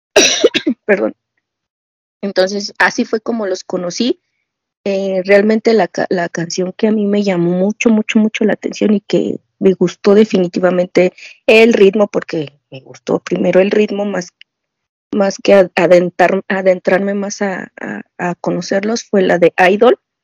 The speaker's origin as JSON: {"language": "Spanish", "region": "Mexico City", "country": "Mexico", "said": "soy de la Ciudad de México."}